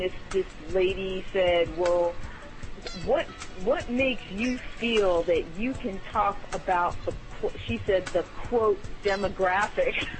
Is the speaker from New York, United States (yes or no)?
yes; New York City, New York, United States; I grew up in the Bronx.